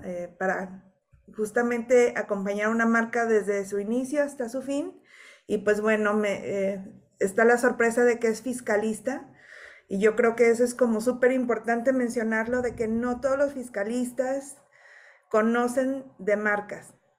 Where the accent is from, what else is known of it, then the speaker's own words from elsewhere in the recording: Mexico; conciencia o cultura que tenemos como mexicanos